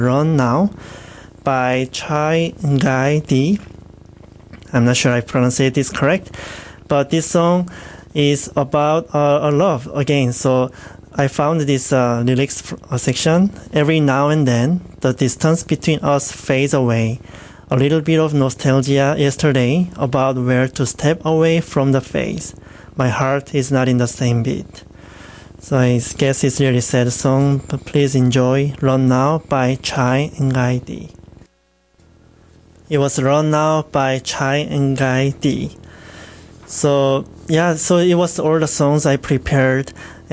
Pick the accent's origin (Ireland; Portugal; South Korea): South Korea; moved away; next song is from my home country, is from South Korea